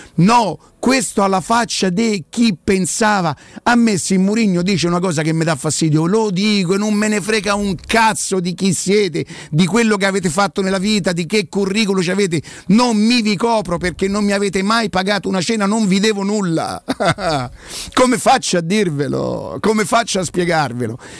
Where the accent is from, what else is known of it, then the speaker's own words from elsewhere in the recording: Rome, Lazio, Italy; Io vengo da Prima Valle